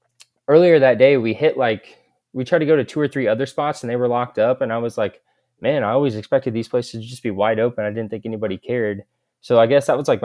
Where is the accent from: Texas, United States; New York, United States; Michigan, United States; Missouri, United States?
Missouri, United States; Kansas City; I'm from Kansas City, Missouri.